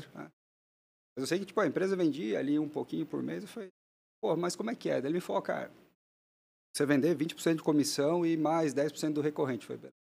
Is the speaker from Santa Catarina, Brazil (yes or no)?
yes; Blumenau, Santa Catarina, Brazil; A gente nasceu em Blumenau, minha família está lá